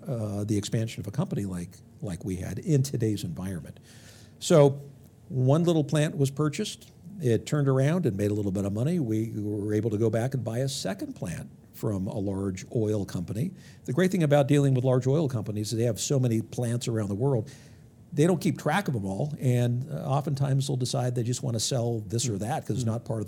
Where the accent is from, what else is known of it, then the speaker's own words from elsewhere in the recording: Los Angeles, California, United States; So I grew up in the San Fernando Valley, just on the other side of the hills of Los Angeles, kind of mid-range.